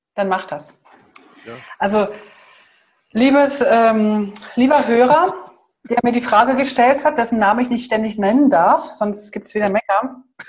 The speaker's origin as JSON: {"language": "German", "country": "Germany", "said": "Wir sind ja halt als Deutsche"}